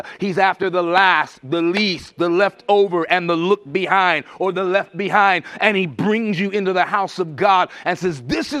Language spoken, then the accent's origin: English; Birmingham, West Midlands, United Kingdom; born there; And that's how I got to be born in England. Marston Green, 1967. I was born in Birmingham.